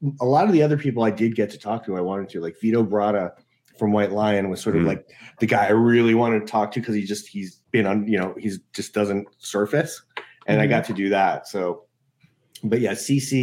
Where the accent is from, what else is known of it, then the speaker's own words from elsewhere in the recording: New York City, New York, United States; I grew up in New York City, and I went to this prep school in the city